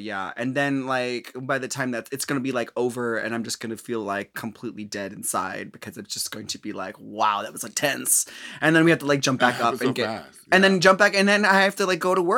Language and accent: English; Minnesota, United States; Well, I mean, I'm from Minnesota, and you know, like we generically talk about the weather